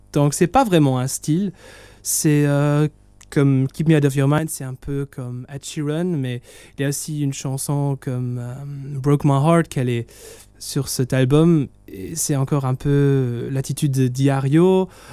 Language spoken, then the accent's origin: French; Italy; moi je suis italien